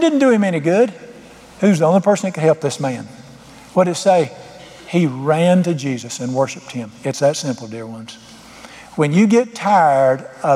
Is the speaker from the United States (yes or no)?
yes; United States; being an American